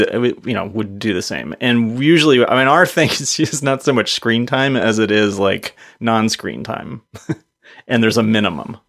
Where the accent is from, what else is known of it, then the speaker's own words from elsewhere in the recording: East Coast, United States; moved away; I grew up on the East Coast, so I feel like I'm a bit of an East Coast driver.